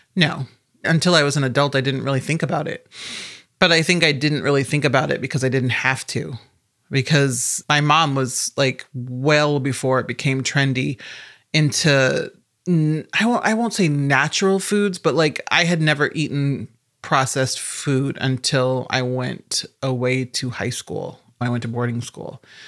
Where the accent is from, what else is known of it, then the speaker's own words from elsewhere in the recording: Omaha, Nebraska, United States; I'm also from Omaha, Nebraska.